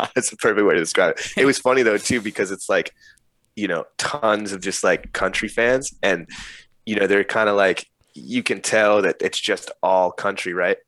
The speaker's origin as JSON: {"language": "English", "region": "northern New Jersey", "country": "United States", "tie": "born or raised there", "moved": "yes", "said": "I grew up in New Jersey in like northern Jersey"}